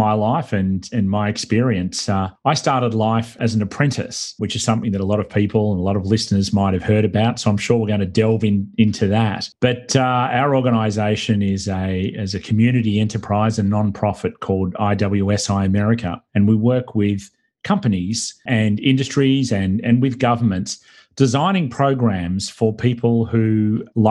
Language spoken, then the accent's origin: English; Australia; accent: Australian; now in United States; my homeland, Australia, I'm not from Brooklyn. This is not a Brooklyn accent. This is an Australian accent.